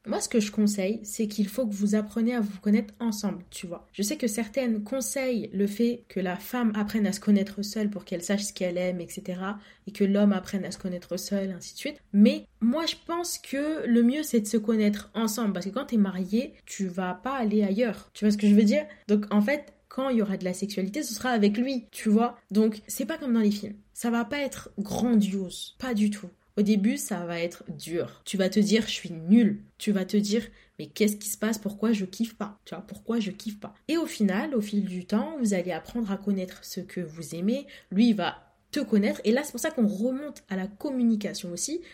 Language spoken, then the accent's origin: French; Comoros; je suis comorienne